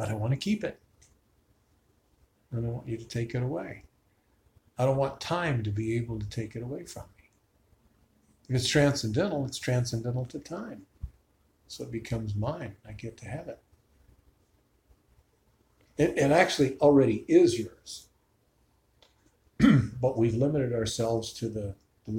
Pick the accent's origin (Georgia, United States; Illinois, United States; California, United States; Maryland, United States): Illinois, United States; Chicago; now in Tucson, United States; I grew up in Chicago.